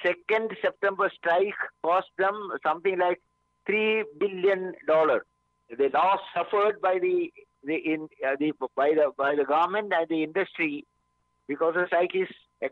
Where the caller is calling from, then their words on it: Mumbai, Maharashtra, India; I'm speaking from Mumbai.